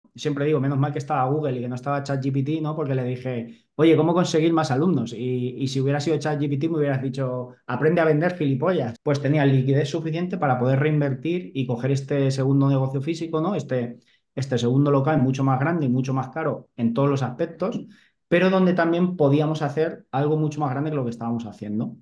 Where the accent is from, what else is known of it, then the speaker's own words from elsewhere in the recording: Albacete, Castilla-La Mancha, Spain; moved away as an adult; also born or lived in Mahora / Balearic Islands; yo siempre digo que soy un chaval de pueblo, o sea, yo soy de Albacete